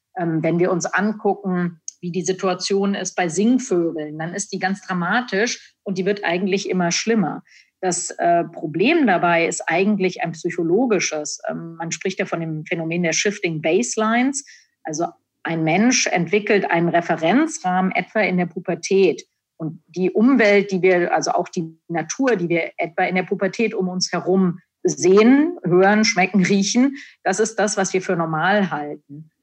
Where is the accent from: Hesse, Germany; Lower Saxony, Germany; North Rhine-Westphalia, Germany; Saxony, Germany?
Hesse, Germany; Frankfurt; Also ich bin in Frankfurt aufgewachsen, in, in der Nähe von Frankfurt.